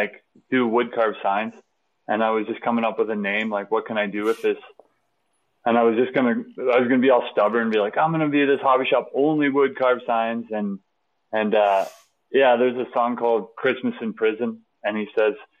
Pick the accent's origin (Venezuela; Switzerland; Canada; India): Canada; Lloydminster; I grew up in Lloydminster